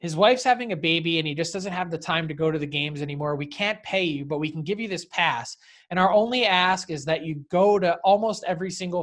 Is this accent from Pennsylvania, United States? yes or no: yes; Philadelphia, Pennsylvania, United States; I grew up in the Philly area